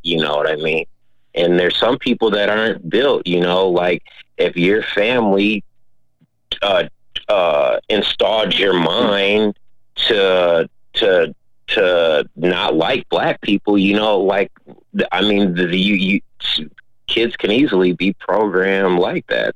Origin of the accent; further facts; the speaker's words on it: Minneapolis, Minnesota, United States; growing up in South Minneapolis